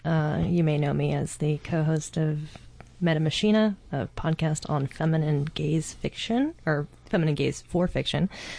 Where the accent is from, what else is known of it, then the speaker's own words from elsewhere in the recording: Washington, United States; now in Portland, United States; there's like three of them because I'm from Washington